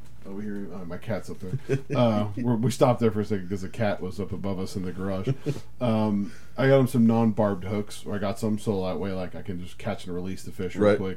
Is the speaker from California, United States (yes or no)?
yes; the Bay Area, California, United States; we grew up in the Bay. We grew up around cities